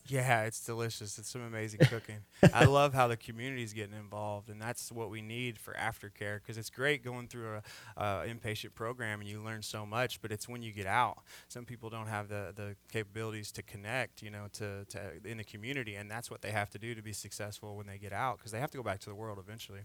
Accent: Indiana, United States; moved away as an adult; now in Texas, United States; I'm from Indiana originally.

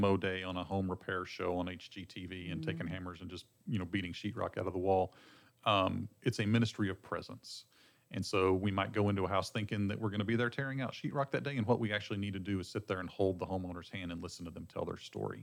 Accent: Texas Panhandle, United States; also born or lived in Lake Jackson, Texas; I'm from the Texas Panhandle originally

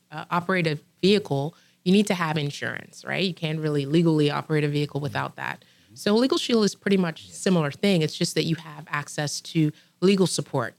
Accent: Trinidad & Tobago; I was born and raised in Trinidad, Twin Island Republic of Trinidad and Tobago

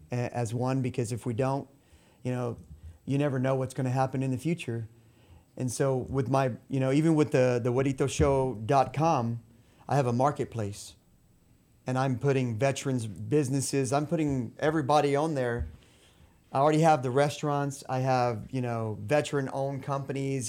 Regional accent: La Porte, Texas, United States; moved away as an adult; also born or lived in Mexico; now in Peru; I grew up in LaPorte

